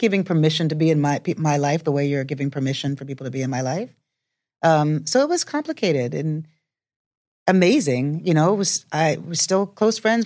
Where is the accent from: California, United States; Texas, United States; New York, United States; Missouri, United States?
New York, United States; growing up in New York